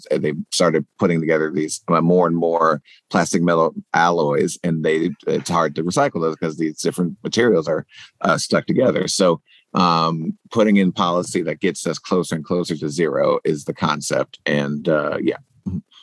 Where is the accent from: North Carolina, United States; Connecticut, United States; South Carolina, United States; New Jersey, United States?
South Carolina, United States; now in Baltimore, United States; my home state of South Carolina